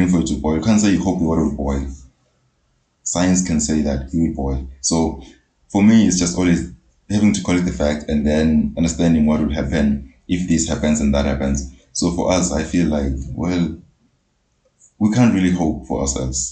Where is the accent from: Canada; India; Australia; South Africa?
South Africa; me being born and bred in Poetic, it's a township.